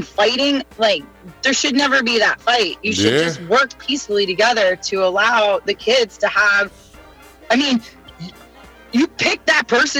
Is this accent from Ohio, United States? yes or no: no; Reston, Virginia, United States; also born or lived in Arlington, Virginia; I'm born and raised in Virginia.